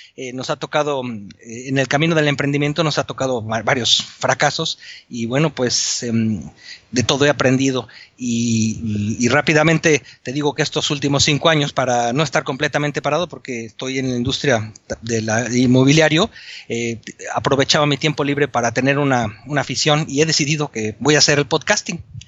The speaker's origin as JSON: {"language": "Spanish", "country": "Mexico", "moved": "as an adult", "lives_now": "Spain", "said": "Yo soy mexicano, ingeniero civil"}